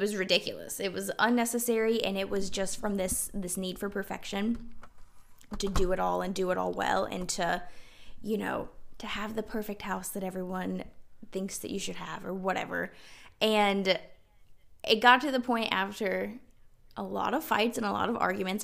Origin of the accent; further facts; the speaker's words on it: South Carolina, United States; moved away as an adult; also born or lived in Washington State; We're originally from South Carolina